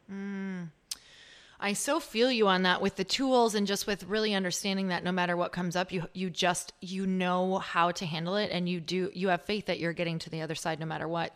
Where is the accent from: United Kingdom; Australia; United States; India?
United States; Midwest; I'm from the Midwest